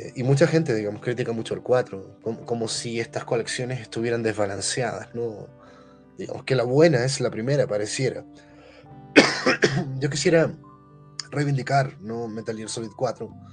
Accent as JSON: {"language": "Spanish", "country": "Chile", "said": "yo como chileno pertenezco al país que tiene la más grande colonia palestina en el mundo"}